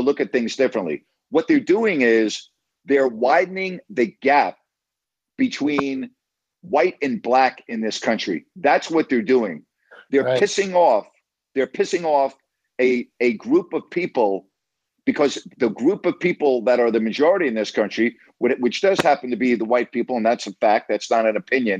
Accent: United States; as an American

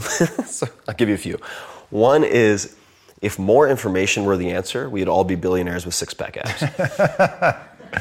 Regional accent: Long Island, New York, United States; I'm from Long Island.

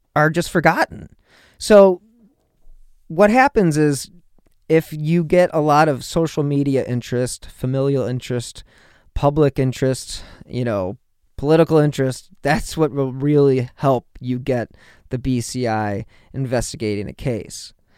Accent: Ohio, United States; my home state of Ohio.

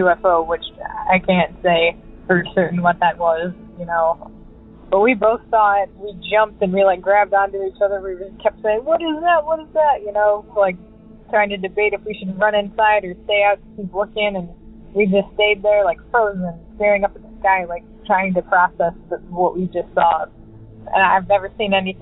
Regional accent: Midwest, United States; I'm from the Midwest

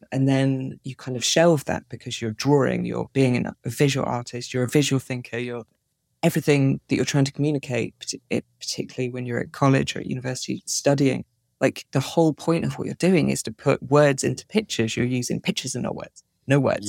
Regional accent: Plymouth, South West England, United Kingdom; moved away as an adult; also born or lived in Edinburgh; I grew up in Plymouth

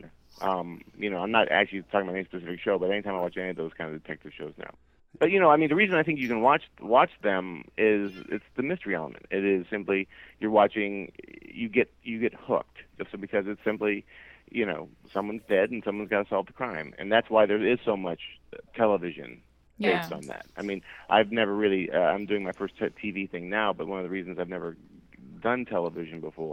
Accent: outside of Chicago, a town in Indiana, United States; I grew up in outside of Chicago in this town south in Indiana

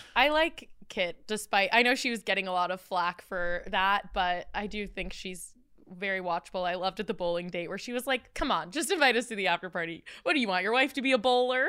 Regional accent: Tampa, Florida, United States; moved away as an adult; also born or lived in Los Angeles; I'm from Tampa, and so coming to, like, I moved to L A when I was eighteen for college

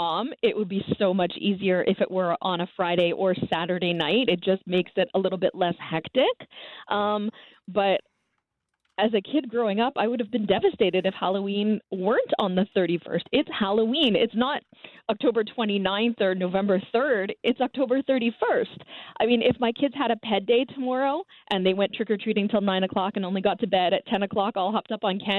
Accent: Montreal, Quebec, Canada; I am a diehard Montrealer. I grew up on the West Island of Montreal

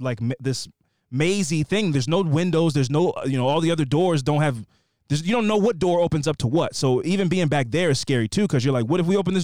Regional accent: Kansas City, Missouri, United States; I was born and raised in Kansas City, Missouri. I know y'all have said it is a flyover state, but trust me, you've got to visit.

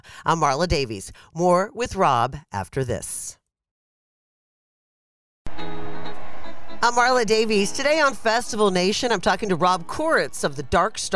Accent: Pittsburgh, Pennsylvania, United States; moved away; I'm from Pittsburgh originally

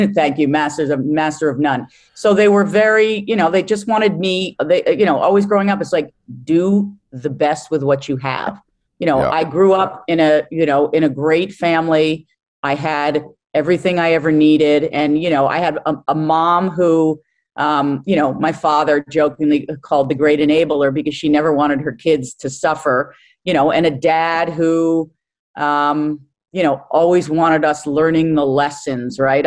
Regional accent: Larchmont, New York, United States; moved away; Grew up in Larchmont, New York

